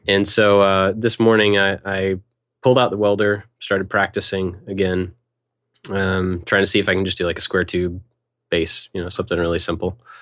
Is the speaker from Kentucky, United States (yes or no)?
yes; Kentucky, United States; I grew up in Kentucky, in that area